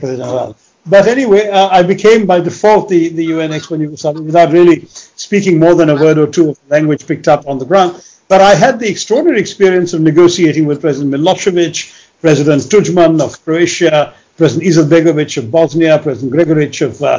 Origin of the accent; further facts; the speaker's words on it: India; as an Indian